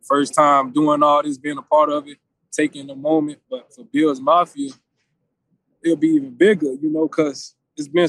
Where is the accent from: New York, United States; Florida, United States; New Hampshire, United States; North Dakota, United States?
Florida, United States; moved away as an adult; now in Buffalo, United States; I'm from Florida